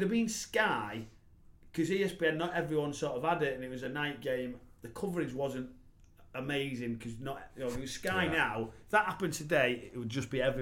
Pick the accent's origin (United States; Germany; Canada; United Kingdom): United Kingdom; Hartlepool, North East England; I was from Hartlepool, so I ball boyed there. My dad runs the pub still on the corner.